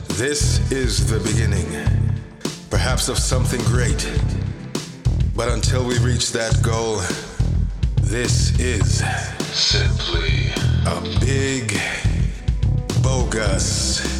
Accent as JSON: {"language": "English", "country": "Jamaica", "said": "I was telling him about how I came from Jamaica and then I experienced snow for the first time at one point"}